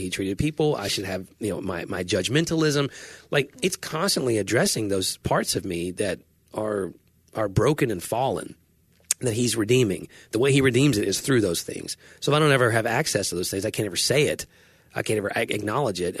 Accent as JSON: {"language": "English", "country": "United States"}